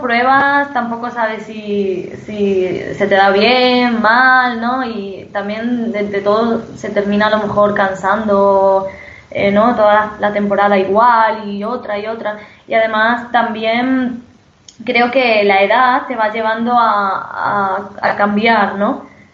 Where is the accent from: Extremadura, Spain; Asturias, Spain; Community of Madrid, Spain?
Extremadura, Spain; Don Benito; Soy extremeña